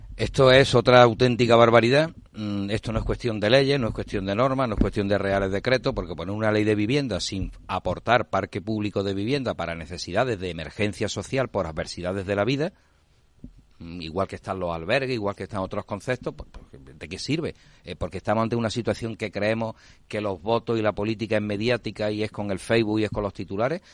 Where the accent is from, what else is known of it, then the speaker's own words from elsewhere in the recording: Málaga, Andalusia, Spain; vengo de Málaga con todo su desarrollo de parque tecnológico